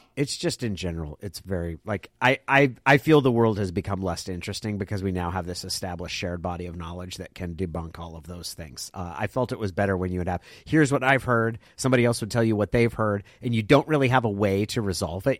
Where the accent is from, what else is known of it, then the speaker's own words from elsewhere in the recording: Klamath Falls, Oregon, United States; moved away; also born or lived in Santa Cruz; I come from Klamath Falls